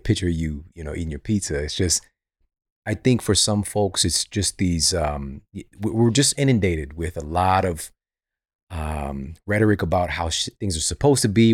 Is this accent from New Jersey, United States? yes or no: no; Ferguson, Missouri, United States; I'm from Ferguson, Missouri. We didn't have a gym around anywhere